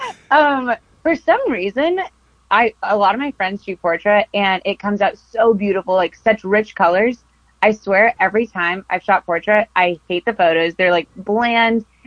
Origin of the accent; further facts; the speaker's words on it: Costa Mesa, California, United States; I grew up in Costa Mesa, California